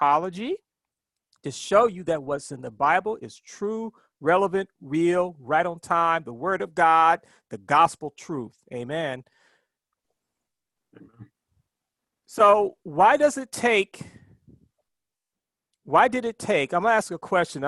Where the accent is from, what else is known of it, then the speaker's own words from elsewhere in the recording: Ohio, United States; now in New York, United States; when I was a kid growing up in Ohio